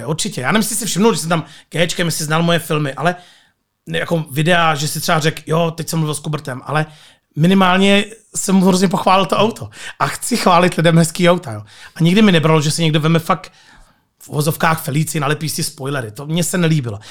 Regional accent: Nižbor, Central Bohemian Region, Czechia; jsem z Berouna, z Nížboru

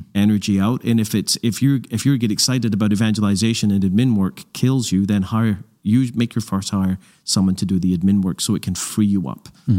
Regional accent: Glasgow, Scotland, United Kingdom; I grew up in Glasgow, Scotland

